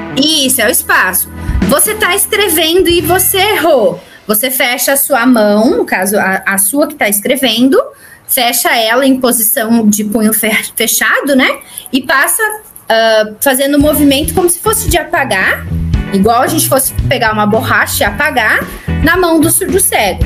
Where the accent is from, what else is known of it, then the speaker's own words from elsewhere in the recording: Rio Grande do Sul, Brazil; now in São Paulo, Brazil; eu sou do Rio Grande do Sul, estou morando em São Paulo